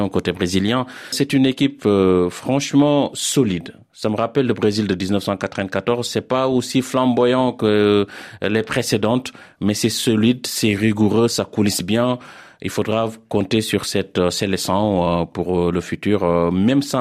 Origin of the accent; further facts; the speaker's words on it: Cameroon; C'est un match où on a mis les organes s'il vous plaît. Chez nous au Cameroun quand on qu'on a mis les organes ça veut dire qu'on a mis le cœur.